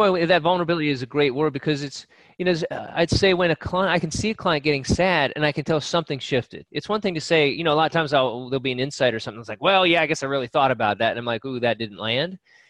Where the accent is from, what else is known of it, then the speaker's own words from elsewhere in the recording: United Kingdom; I get up every day and I put on my shirt and I'm Brit and I do the Brit things and I say the Brit things